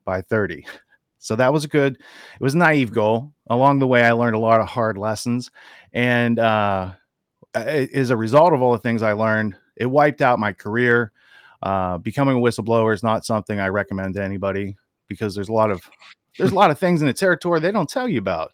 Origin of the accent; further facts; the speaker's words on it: Western Pennsylvania, United States; moved away as an adult; also born or lived in Princeton, New Jersey / Washington, D.C. / New York City; Now I'm from Western Pennsylvania. I grew up in the sticks.